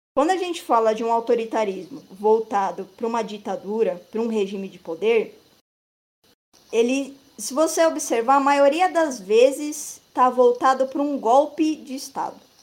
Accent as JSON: {"language": "Portuguese", "country": "Brazil", "said": "nós brasileiros"}